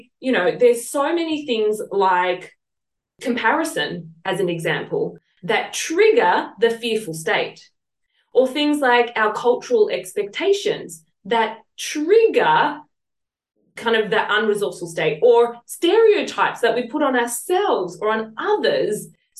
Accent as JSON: {"language": "English", "town": "Sydney", "region": "New South Wales", "country": "Australia", "tie": "born or raised there", "accent": "Southwest Sydney", "moved": "as an adult", "lives_now": "Sunshine Coast, Australia", "said": "come from Southeast Sydney or Southwest Sydney, I should say. And, you know, it was a little bit of a ghetto sometimes."}